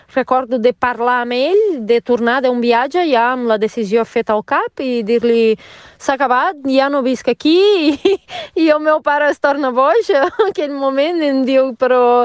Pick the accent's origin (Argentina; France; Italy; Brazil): Brazil; Rio de Janeiro; Catalan is a second language; moved away as an adult; now in Mollet del Vallès, Spain; jo sóc de Rio uh, i a Rio tenia una vida bastant diferent de la vida que tinc aquí